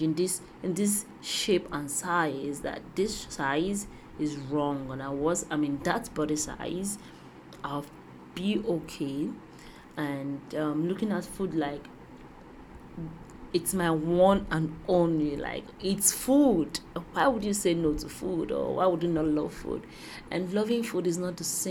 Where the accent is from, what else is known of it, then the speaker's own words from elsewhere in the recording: Nigeria; growing up in Nigeria